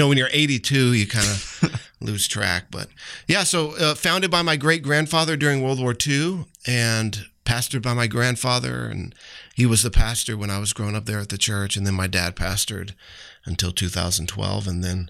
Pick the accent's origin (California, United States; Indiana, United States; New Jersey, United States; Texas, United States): Texas, United States; San Antonio; I am from San Antonio, Texas.